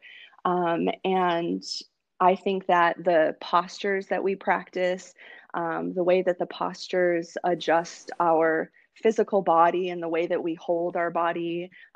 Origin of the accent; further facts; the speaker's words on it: Wisconsin, United States; I grew up in Wisconsin